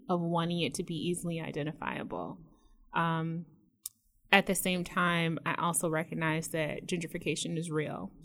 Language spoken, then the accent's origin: English; Metro Detroit, Michigan, United States; moved away as an adult; I moved away from Michigan and I lived out of state and like everyone else, when I was asked, you know, where I was from, I said Detroit